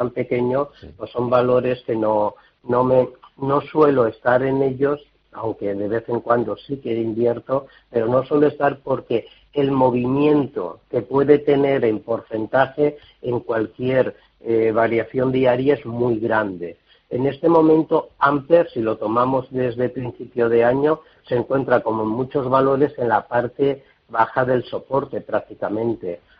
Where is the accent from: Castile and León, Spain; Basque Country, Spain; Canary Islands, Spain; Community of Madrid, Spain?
Community of Madrid, Spain; Madrid; de Madrid.